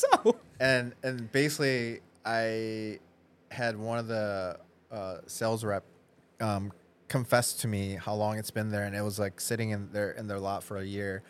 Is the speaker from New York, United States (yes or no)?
no; Wisconsin, United States; moved away as an adult; also born or lived in Minnesota; now in Chicago, United States; I was in Midwest, but I grew up in Wisconsin actually